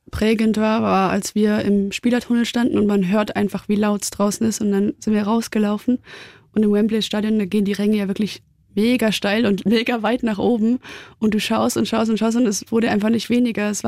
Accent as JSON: {"language": "German", "country": "Germany", "tie": "born or raised there", "moved": "yes", "lives_now": "Munich, Germany", "said": "der Bodensee, da komme ich super gerne zurück."}